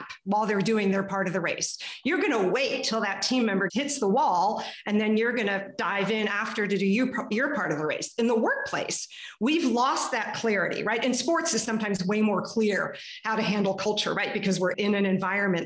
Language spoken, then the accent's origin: English; Texas, United States; now in Canada; I was growing up in Texas